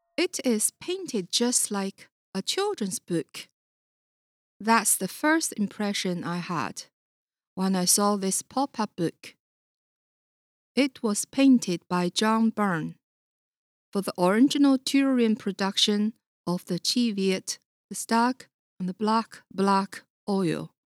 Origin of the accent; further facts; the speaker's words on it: Beijing, China; moved away; I was born in Beijing, China